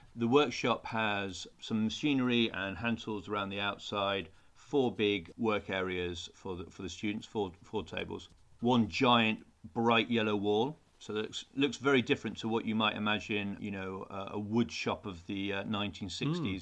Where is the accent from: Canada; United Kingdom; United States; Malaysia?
United Kingdom; Newcastle upon Tyne, North East England; I grew up in Newcastle, so I was used to the, the, the cold weather.